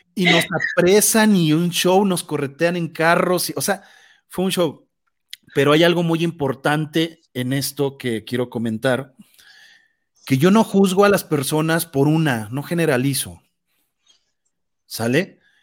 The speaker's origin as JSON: {"language": "Spanish", "country": "Mexico", "said": "nosotros como mexicanos"}